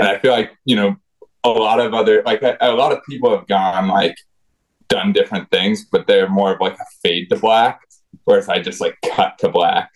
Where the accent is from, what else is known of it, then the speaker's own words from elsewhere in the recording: rural Vermont, United States; moved away as an adult; also born or lived in Los Angeles, California / Birmingham, Alabama; now in Boston, United States; growing up in rural Vermont